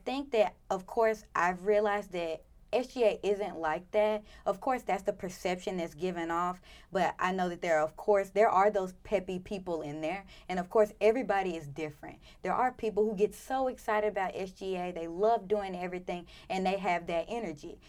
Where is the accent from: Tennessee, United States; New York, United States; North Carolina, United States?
Tennessee, United States; Memphis; moved away; I'm from Memphis, so about five, six hours away